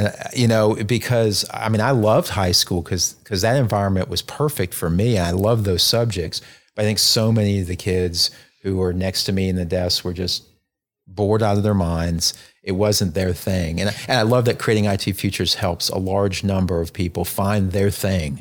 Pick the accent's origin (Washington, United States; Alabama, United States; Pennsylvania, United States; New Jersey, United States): Alabama, United States; North; moved away as an adult; also born or lived in North Carolina; I grew up in North Alabama